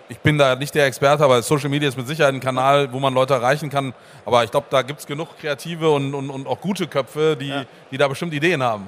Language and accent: German; Bremen, Germany; ich komme aus Bremen